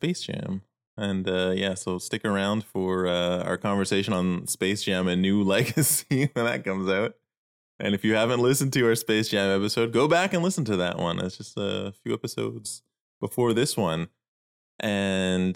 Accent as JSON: {"language": "English", "region": "Ontario", "country": "Canada", "tie": "born or raised there", "moved": "yes", "lives_now": "Quebec, Canada", "said": "I was not born in Quebec, but I've been living here for quite a while now. I was born next door in Ontario"}